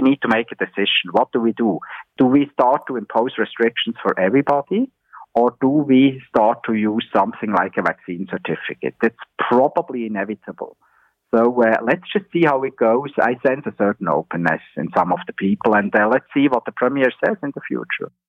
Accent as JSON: {"language": "English", "country": "Switzerland", "moved": "yes", "lives_now": "Ontario, Canada", "said": "my home country in Switzerland"}